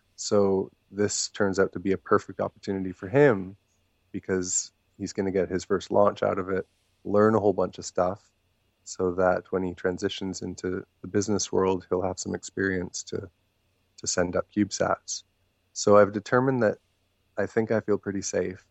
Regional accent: Maple Ridge, British Columbia, Canada; also born or lived in Thailand; my hometown of Maple Ridge

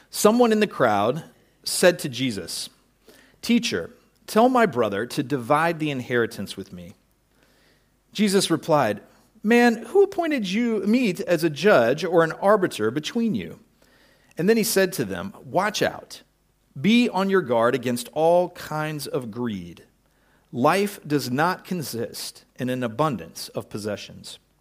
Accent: United States; I'm an American

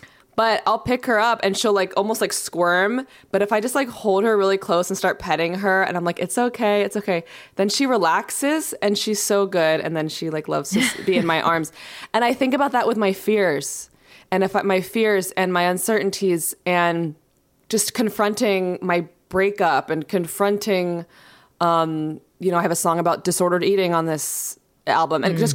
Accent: New York, United States; now in Los Angeles, United States; born and raised in New York

